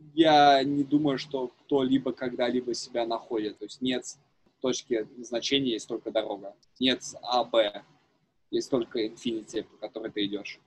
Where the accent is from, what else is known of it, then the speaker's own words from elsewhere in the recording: Zhukovka, Moscow Oblast, Russia; also born or lived in Netherlands; я вырос, там, в Рублевке, Жуковке